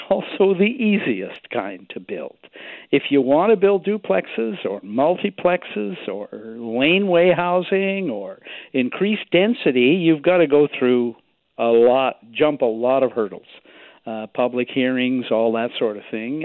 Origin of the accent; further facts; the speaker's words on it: Victoria, British Columbia, Canada; my hometown here